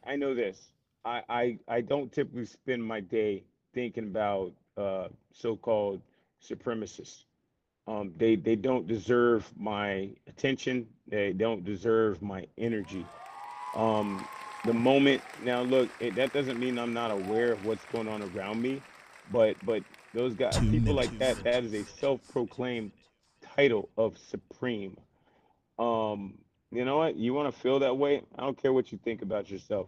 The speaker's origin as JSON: {"language": "English", "region": "the South", "country": "United States", "tie": "born or raised there", "said": "I'm from the South, bro. It's been here all my life."}